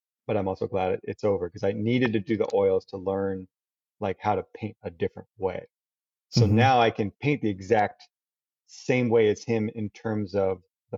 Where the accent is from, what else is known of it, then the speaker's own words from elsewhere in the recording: Daytona Beach, Florida, United States; moved away as an adult; also born or lived in New York; now in Belmont, United States; Daytona Beach. You know, that's my hometown